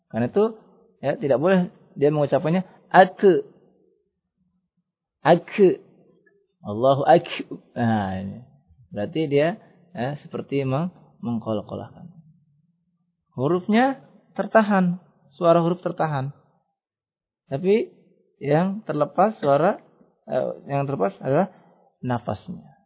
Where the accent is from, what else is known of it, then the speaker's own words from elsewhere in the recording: Java, Indonesia; Kemudian biasanya orang Jawa nih ya, kita orang Jawa ya. Dia mengucapkan ngalamin.